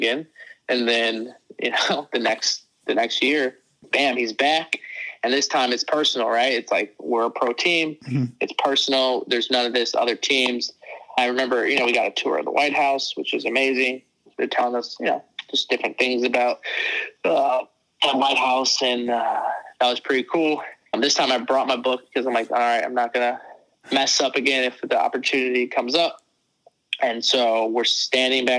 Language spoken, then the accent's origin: English; Chicago, Illinois, United States; I'm from the South Side of Chicago.